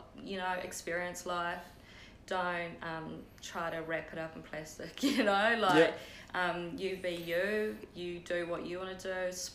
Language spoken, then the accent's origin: English; New Plymouth, Taranaki, New Zealand; I'm born and raised in New Plymouth